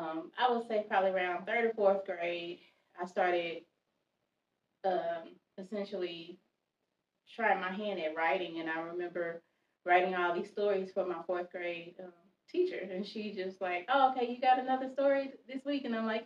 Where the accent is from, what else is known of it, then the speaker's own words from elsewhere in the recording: Mississippi, United States; Mississippi originally.